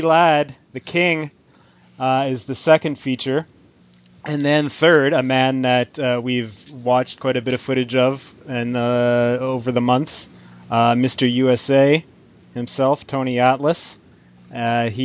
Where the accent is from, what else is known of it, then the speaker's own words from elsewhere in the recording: Vancouver, British Columbia, Canada; as a Canadian to lose to someone from Toronto being from Vancouver